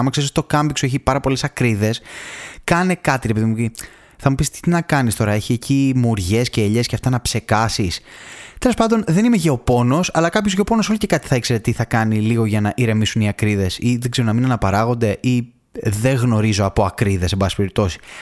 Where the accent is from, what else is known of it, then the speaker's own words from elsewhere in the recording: Thessaloniki, Central Macedonia, Greece; γεννήθηκα στη Θεσσαλονίκη και μεγάλωσα εκεί πάνω